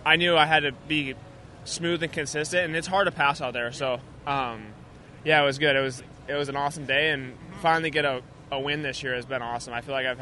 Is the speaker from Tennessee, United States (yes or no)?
no; Illinois, United States; I'm from Illinois